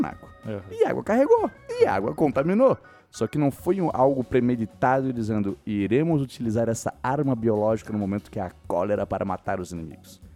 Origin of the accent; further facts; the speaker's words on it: Brazil; Nós somos brasileiros